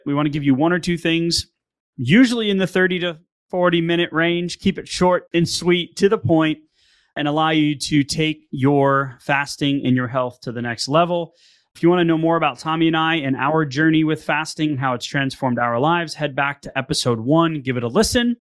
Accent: Northeast, United States; I'm from the Northeast

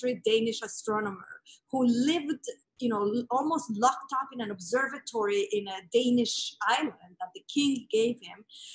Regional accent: Mexico City, Mexico; So I grew up in Mexico City

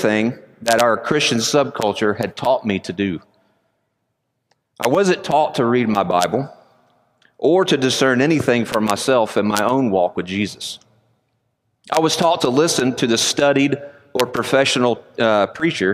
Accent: Conyers, Georgia, United States; Although I am a Georgia boy, I was born and raised in Conyers, Georgia.

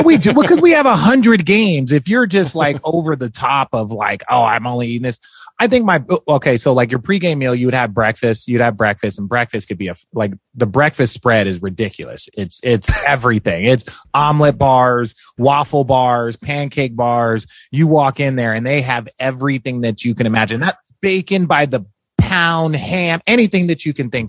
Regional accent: Glendale, Arizona, United States; moved away as an adult; also born or lived in Los Angeles, California / Phoenix, Arizona; now in Hermosa Beach, United States; I grew up in Glendale, Arizona

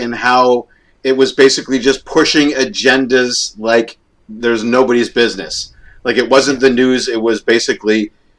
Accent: Canada; We're Canadians, eh?

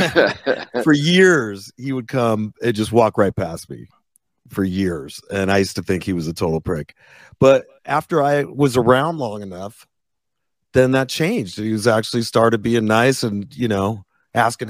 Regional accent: East Coast, New Jersey, United States; moved away; I'm from the East Coast originally, and we're not that way.

